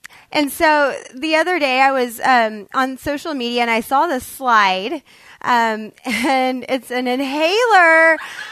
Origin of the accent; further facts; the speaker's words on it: Kansas, United States; now in Texas, United States; I moved from Kansas, grew up, was raised there